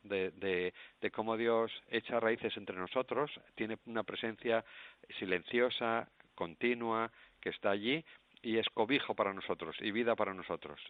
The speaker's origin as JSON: {"language": "Spanish", "region": "Asturias", "country": "Spain", "tie": "born or raised there", "moved": "as an adult", "lives_now": "Cambodia", "said": "yo nací en Asturias y mis raíces asturianas las llevo a Camboya también"}